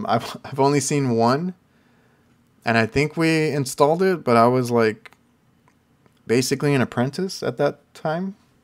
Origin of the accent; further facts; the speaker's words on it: McAllen, Texas, United States; I'm from McAllen. I think people know McAllen, Texas. So, South Texas, but like all the way down.